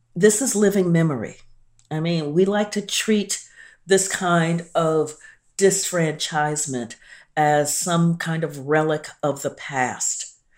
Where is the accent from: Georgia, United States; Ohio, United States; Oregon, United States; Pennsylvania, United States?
Ohio, United States; Columbus; I grew up in Columbus, Ohio